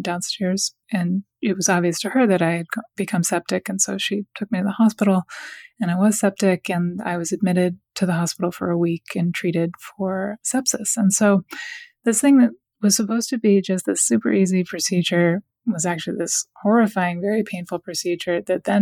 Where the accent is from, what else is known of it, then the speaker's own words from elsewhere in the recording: Washington, District of Columbia, United States; moved away; I'm from Washington, D.C., and I'm actually living back in Washington now. I lived away for a long time, but I just moved back.